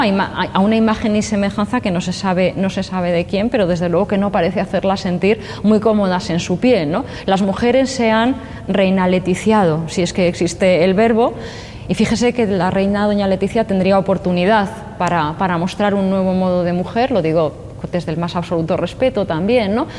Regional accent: Valladolid, Castile and León, Spain; also born or lived in Burgos / Albacete; now in Alicante, Spain; yo nací en Valladolid, he vivido en Burgos, eh, en fin, la, meseta y después a la otra meseta, Albacete

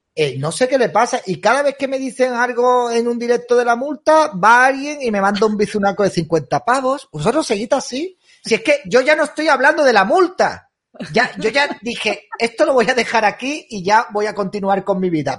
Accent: Andalusia, Spain; yo soy andaluz

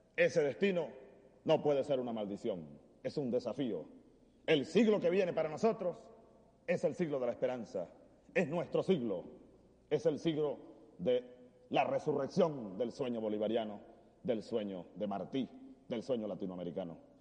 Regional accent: Venezuelan Llanos, Venezuela; en mi tierra, en el llano venezolano

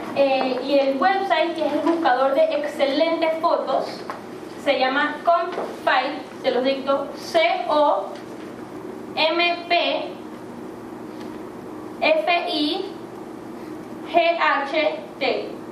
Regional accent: Panama; yo una persona que crecí en Panamá

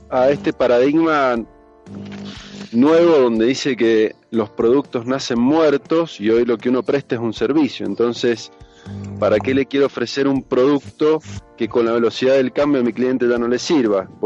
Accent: Argentina; lo digo como argentino, eh, uno elegiría a Messi para cualquier equipo del mundo, sin duda.

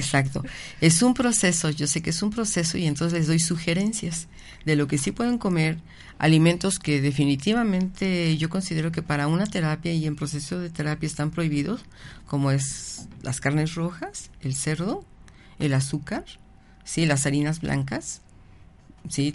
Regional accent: Mexico

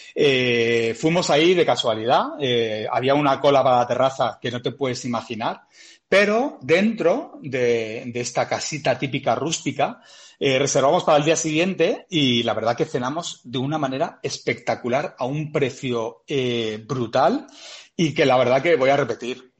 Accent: Barcelona, Catalonia, Spain; moved away; soy nacido y criado en Barcelona.

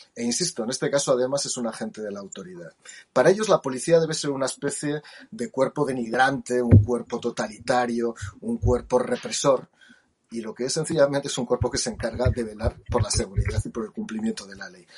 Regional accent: Jaca, Aragon, Spain; yo nací en Jaca

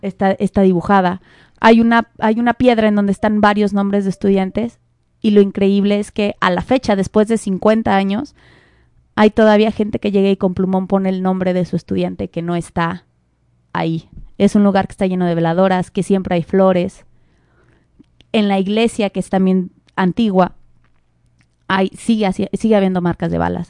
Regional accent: Mexico

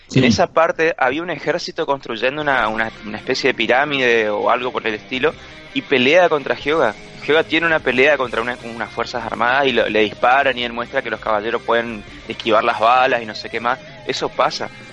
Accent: Corrientes, Argentina; nuestro país, en, en, Corrientes, en nuestra ciudad

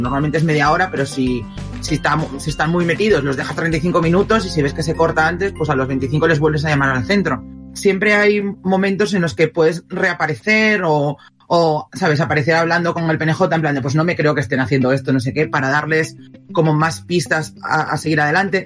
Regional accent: Asturias, Spain; yo soy de Asturias

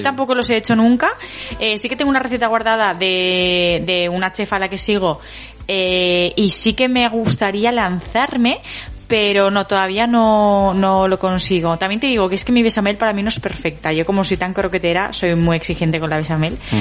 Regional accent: Galicia, Spain; yo como buena gallega

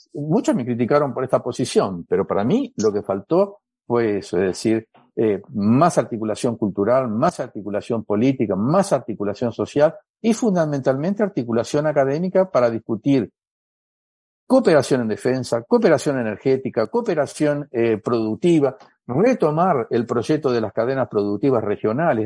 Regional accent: Brazil; Spanish is a second language; soy brasilero

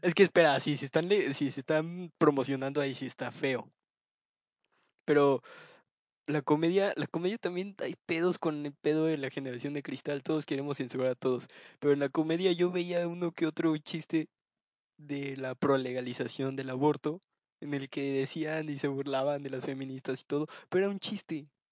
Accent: Mexico; decir que soy de México

